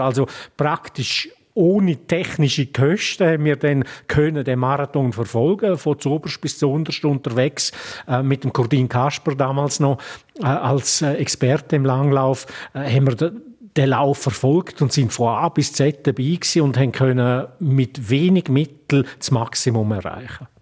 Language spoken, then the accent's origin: German; Graubünden, Switzerland; als Bündner Reporter